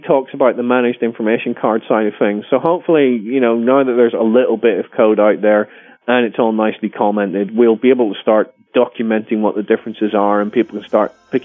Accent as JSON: {"language": "English", "region": "Northern Ireland", "country": "United Kingdom", "tie": "born or raised there", "said": "I'm actually Northern Irish. So in Northern Ireland, Gaelic isn't, or certainly wasn't taught when I was growing up"}